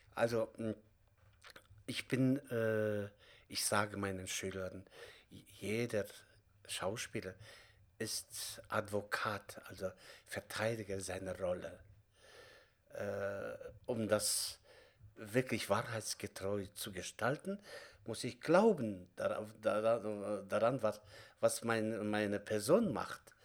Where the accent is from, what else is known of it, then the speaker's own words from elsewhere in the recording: Kazakhstan; German is a second language; moved away as an adult; now in Germany; ich komme selbst auch aus Kasachstan